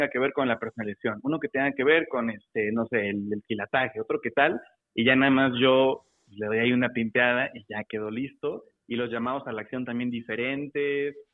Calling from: Puebla, Mexico; todo bien, Mauricio, aquí de Puebla, ¿tú?

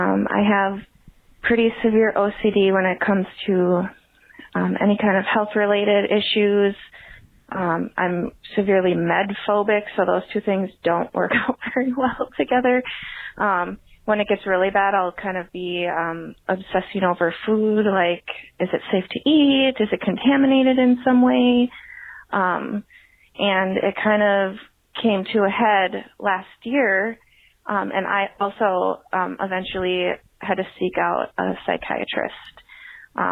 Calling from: Minneapolis, Minnesota, United States; I'm calling from Minneapolis, Minnesota.

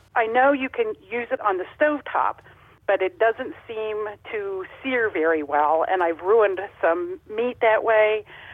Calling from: Kansas City, Kansas, United States; Kansas City, Kansas.

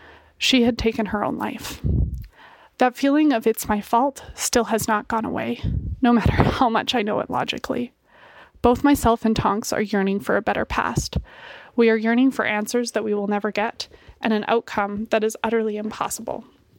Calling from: Calgary, Alberta, Canada; I'm from Calgary, Alberta, Canada.

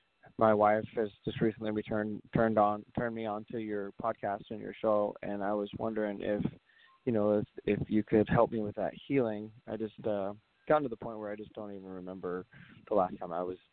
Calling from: San Antonio, Texas, United States; I'm calling from San Antonio.

